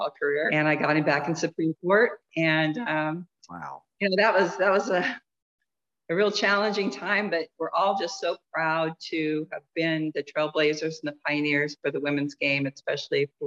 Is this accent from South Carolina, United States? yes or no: no; Iowa, United States; I'm from Iowa, very conservative area. But girls basketball is hugely popular and successful there.